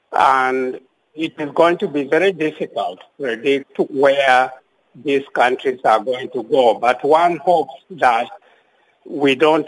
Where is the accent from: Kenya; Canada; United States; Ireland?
Kenya; moved away as an adult; also born or lived in Zimbabwe; I was born in Kenya. My ancestry is in Kenya.